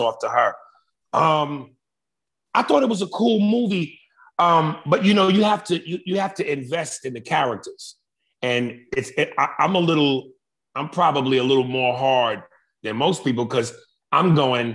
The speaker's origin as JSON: {"language": "English", "town": "New York City", "region": "New York", "country": "United States", "tie": "born or raised there", "also_born_or_lived": "North Brunswick, New Jersey", "moved": "yes", "said": "I'm from New York, but I lived in Jersey. I grew up in Manhattan, West Side, but then I eventually moved to Jersey, and I lived in North Brunswick."}